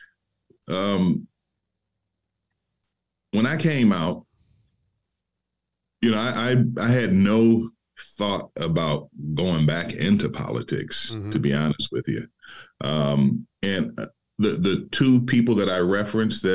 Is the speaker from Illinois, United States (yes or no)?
no; Detroit, Michigan, United States; being born and raised in Detroit